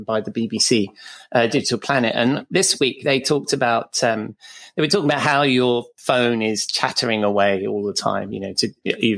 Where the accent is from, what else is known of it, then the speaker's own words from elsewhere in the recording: United Kingdom; we're British